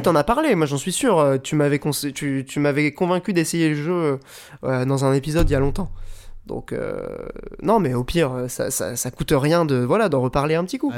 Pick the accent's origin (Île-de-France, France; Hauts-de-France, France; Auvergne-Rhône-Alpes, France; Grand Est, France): Hauts-de-France, France; the Nord; j'ai grandi dans le Nord